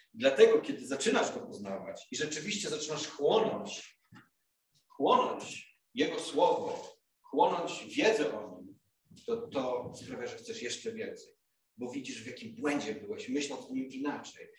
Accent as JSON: {"language": "Polish", "town": "Głogów", "region": "Lower Silesian Voivodeship", "country": "Poland", "tie": "born or raised there", "moved": "as an adult", "lives_now": "Kraków, Poland", "said": "w Głogowie, gdzie już tyle lat mieszkałem, gdzie się wychowałem"}